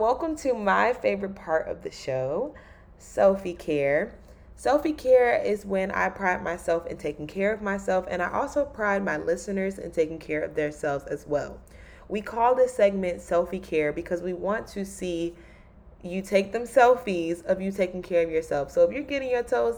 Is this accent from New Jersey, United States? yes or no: no; Raleigh, North Carolina, United States; moved away; Raleigh is my hometown.